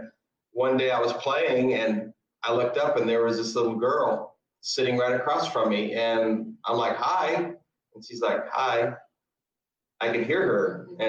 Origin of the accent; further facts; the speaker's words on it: Kewaunee, United States; moved away; And I haven't seen her since we moved from Kewaunee